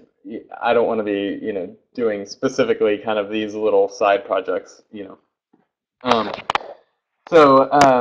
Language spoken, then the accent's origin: English; Oklahoma, United States; I'm from Oklahoma, and especially from prior Oklahoma, this small town.